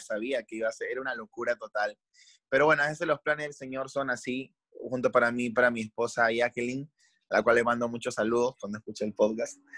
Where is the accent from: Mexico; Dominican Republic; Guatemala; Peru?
Peru; moved away as an adult; now in Santiago, Chile; como peruanos